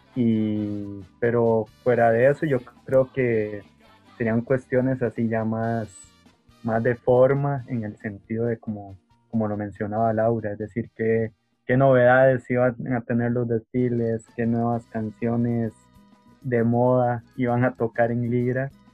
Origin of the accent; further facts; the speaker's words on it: Costa Rica; nos identificaría como costarricenses